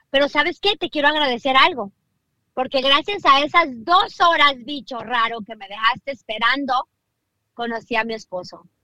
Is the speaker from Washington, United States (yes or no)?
no; Downey, California, United States; Yo soy de Downey.